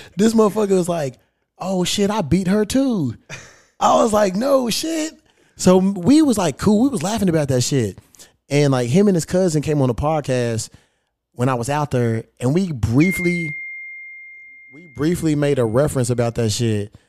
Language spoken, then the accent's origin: English; Kentucky, United States; now in Los Angeles, United States; I'm a Kentucky boy